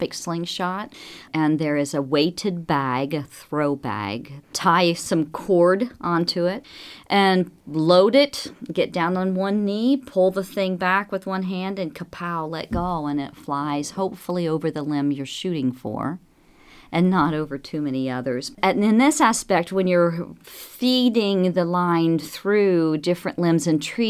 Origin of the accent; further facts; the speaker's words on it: Lawrenceburg, Indiana, United States; growing up as a child in southern Indiana, in the Ohio River Valley, I was raised in Lawrenceburg